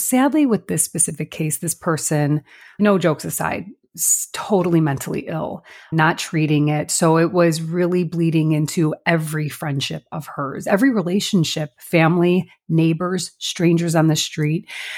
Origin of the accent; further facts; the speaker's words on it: La Grange, Illinois, United States; now in Chicago, United States; I'm also from LaGrange, but I live in, it's our version of Little Italy.